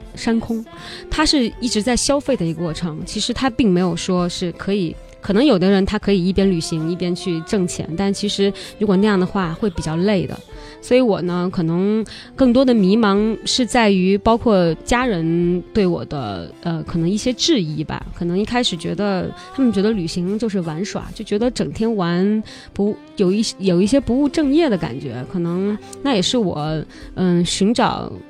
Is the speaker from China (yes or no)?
yes; Li River, Guangxi, China; moved away as an adult; also born or lived in Beijing; 我是来自于美丽的漓江湖畔